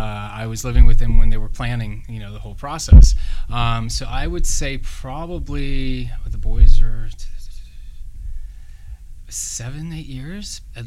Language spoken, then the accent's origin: English; Louisiana, United States; now in Los Angeles, United States; Tommy and I are both from the South. He's from Texas. I'm from Louisiana.